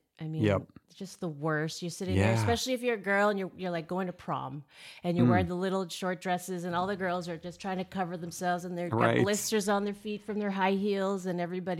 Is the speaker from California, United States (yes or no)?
yes; Mill Valley, California, United States; I mean, I grew up in Mill Valley. grew up in Mill Valley. Lots of rock stars there, …, all the stuff.